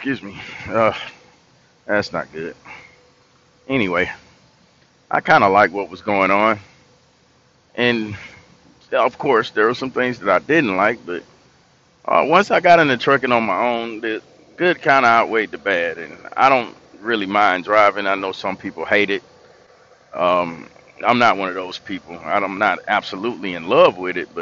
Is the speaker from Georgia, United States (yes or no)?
yes; Tifton, Georgia, United States; also born or lived in Atlanta, Georgia; I'm from Tifton, Georgia, originally. And I lived in Atlanta for about 10 years, and I moved back to Tifton